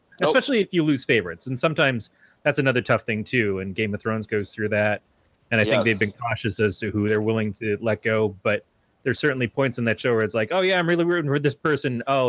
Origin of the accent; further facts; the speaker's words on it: Michigan, United States; also born or lived in Northern California; now in California, United States; even in Michigan, where I'm from